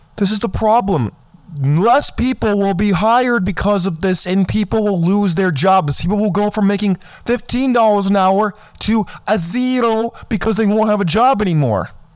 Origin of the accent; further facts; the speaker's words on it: California, United States; I grew up in California.